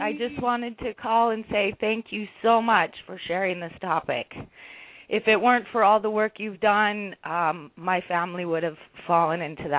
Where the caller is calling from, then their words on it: Hawaii, United States; Hi, this is … I'm calling from Hawaii.